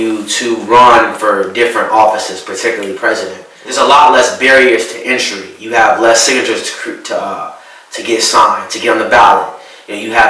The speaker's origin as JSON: {"language": "English", "town": "Chicago", "region": "Illinois", "country": "United States", "tie": "born or raised there", "also_born_or_lived": "Florida / Syracuse", "moved": "yes", "said": "I was born and raised on Chicago's South Side, Hyde Park area"}